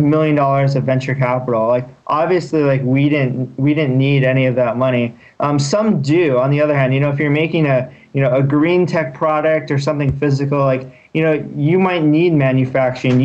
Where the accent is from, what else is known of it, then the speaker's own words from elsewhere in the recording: Torrance, California, United States; now in Palo Alto, United States; I grew up in Torrance